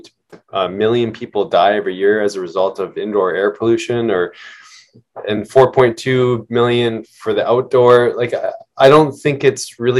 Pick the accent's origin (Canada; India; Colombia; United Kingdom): Canada; Okanagan, British Columbia; I grew up in the Okanagan